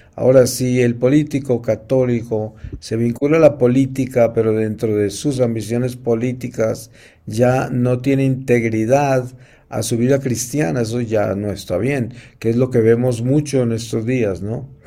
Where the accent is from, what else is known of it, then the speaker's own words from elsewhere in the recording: Colombia; moved away; yo he vivido muy lejos de mi familia en Colombia porque yo me fui de Colombia muy joven